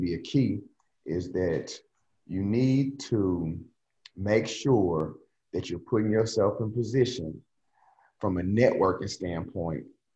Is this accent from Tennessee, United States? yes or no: yes; Nashville, Tennessee, United States; coaching as a head coach in Nashville, where I'm from